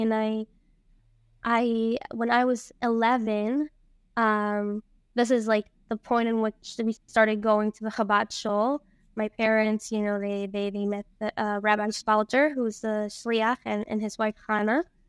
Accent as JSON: {"language": "English", "country": "Costa Rica", "tie": "born or raised there", "also_born_or_lived": "Venezuela", "said": "I was born in Venezuela. Um, and I moved to Costa Rica when I was five with my family"}